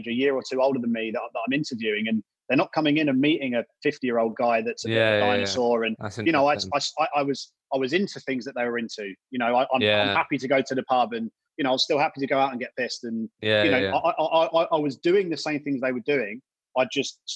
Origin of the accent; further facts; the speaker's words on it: Brighton, South East England, United Kingdom; I'm from Brighton, so I knew a lot of people in Brighton